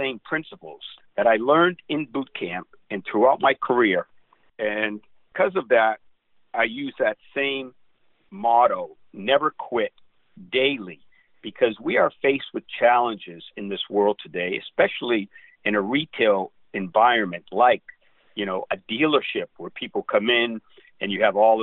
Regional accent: Boston, Massachusetts, United States; moved away as an adult; now in Southern California, United States; my hometown of Boston

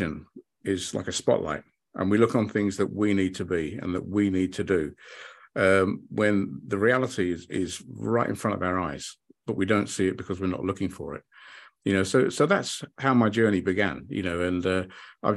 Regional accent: United Kingdom; also born or lived in London / Hayling Island; I grew up in the United Kingdom

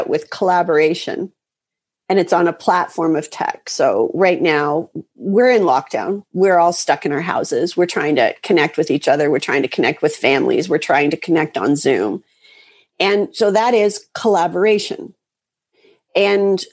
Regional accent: outside of Detroit, Michigan, United States; I grew up outside of Detroit

